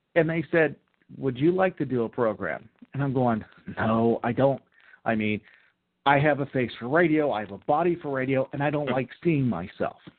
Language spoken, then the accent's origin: English; Mars, Pennsylvania, United States; moved away as an adult; also born or lived in Fayette County, Pennsylvania; I grew up in Butler County. I grew up in Mars, Pennsylvania